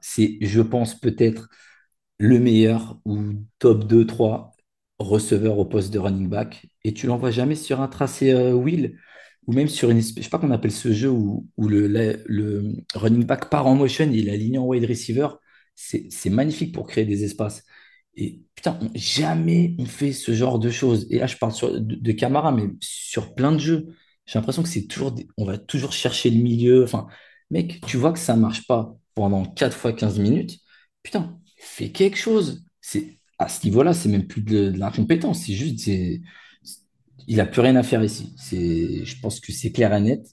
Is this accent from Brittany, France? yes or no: no; Paris, Île-de-France, France; chez moi, à Porte de Saint-Ouen.